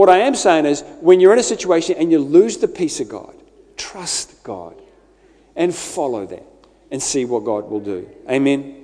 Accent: Scotland, United Kingdom; I'm Scottish

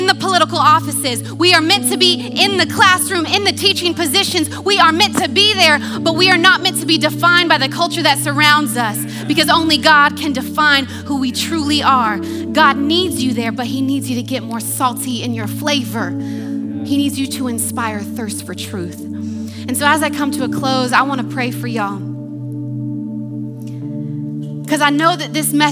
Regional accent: United States; accent: American; moved away as an adult; now in New Zealand; I'm an American with an American passport, educated in America. That's my accent.

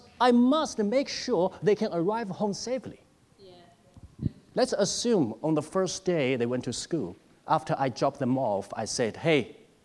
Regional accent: China; moved away; As I grew up in China

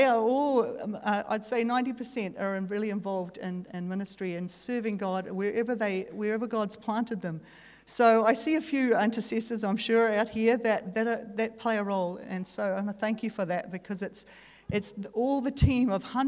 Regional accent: Dargaville, Northland, New Zealand; moved away as an adult; also born or lived in Central Asia / Hong Kong / Kazakhstan / Azerbaijan; I grew up in Dargaville

